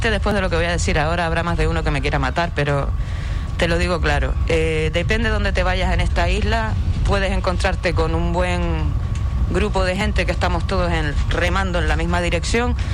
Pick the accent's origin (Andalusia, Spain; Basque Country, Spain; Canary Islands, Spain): Canary Islands, Spain; Puerto del Rosario; majorera, no tengo pedigrí, pero soy majorera, nacida, criada en Puerto. Bueno, entre Puerto Lajas y Puerto del Rosario, a caballo.